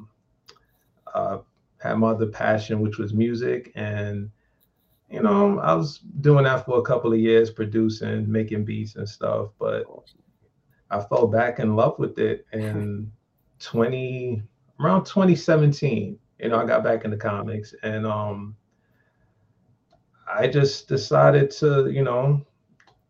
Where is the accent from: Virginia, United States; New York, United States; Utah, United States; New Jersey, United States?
Virginia, United States; Richmond; I'm from Richmond, Virginia